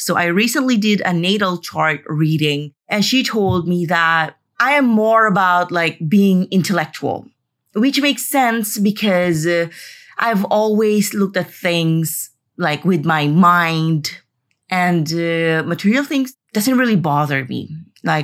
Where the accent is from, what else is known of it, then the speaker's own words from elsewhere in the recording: Philippines; moved away; also born or lived in Madrid, Spain; I'm finally in the Philippines